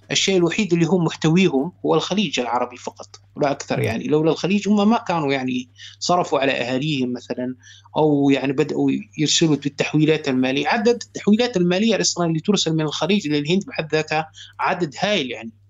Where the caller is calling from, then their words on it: Germany; أخي الفاضل أنا أتصل عليك من ألمانيا